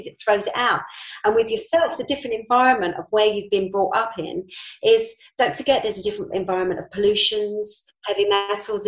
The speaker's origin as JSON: {"language": "English", "region": "London", "country": "United Kingdom", "tie": "born or raised there", "moved": "as an adult", "lives_now": "Norfolk, United Kingdom", "said": "I'm a Londoner, born and bred. 6 years ago, I came up to Norfolk."}